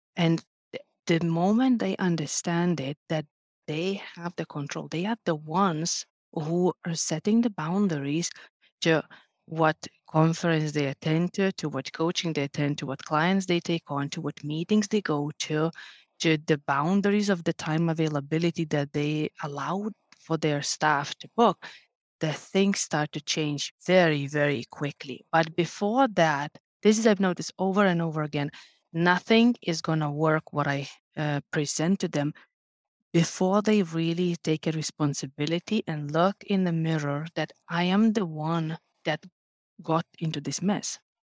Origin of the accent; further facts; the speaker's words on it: Lithuania; moved away as an adult; now in Finland; Originally, I'm from Lithuania